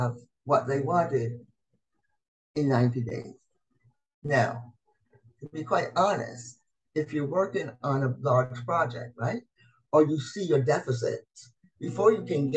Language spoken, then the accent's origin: English; Barbados; moved away; I'm originally from Barbados